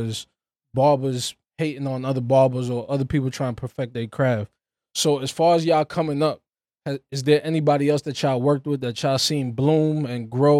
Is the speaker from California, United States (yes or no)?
no; New York, United States; moved away; I'm from New York, for if y'all didn't know, if I didn't tell y'all.